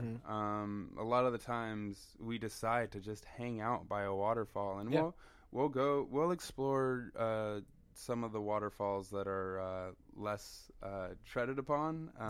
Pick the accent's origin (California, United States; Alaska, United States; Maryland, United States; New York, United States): California, United States; Southern; moved away as an adult; now in Oregon, United States; And so growing up in Southern California, I had kind of this existence of a city life. All I lived was... it was urban